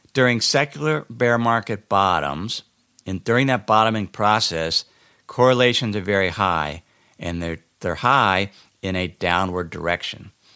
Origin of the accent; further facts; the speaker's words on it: Cincinnati, Ohio, United States; moved away; I went back to my hometown in Cincinnati, Ohio